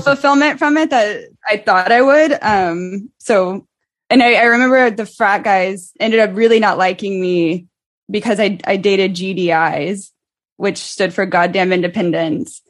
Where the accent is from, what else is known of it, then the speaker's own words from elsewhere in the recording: Dallas, Texas, United States; moved away as an adult; now in New York, United States; I'm from Dallas